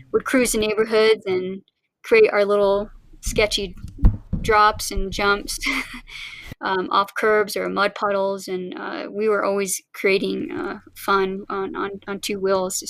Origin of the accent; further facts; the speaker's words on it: Oklahoma, United States; now in Colorado, United States; I was actually born in, in Oklahoma